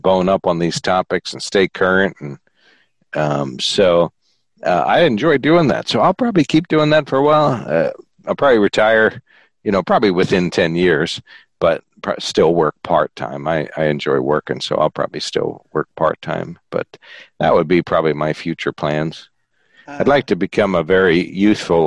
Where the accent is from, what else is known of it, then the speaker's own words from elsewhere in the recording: Sunbury, Pennsylvania, United States; I grew up in Sunbury